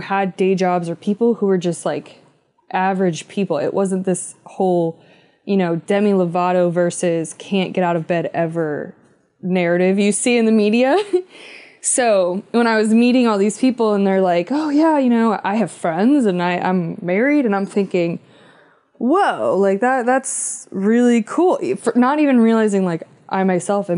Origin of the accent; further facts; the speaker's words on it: Philadelphia, Pennsylvania, United States; moved away as an adult; now in West Coast, United States; we're from Philadelphia